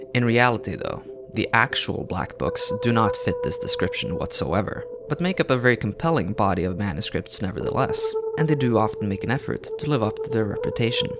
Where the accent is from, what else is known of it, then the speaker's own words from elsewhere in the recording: Norway; first language Norwegian; English is a second language; My mother tongue is Norwegian, or so I'm told, but I don't speak as the people do in textbooks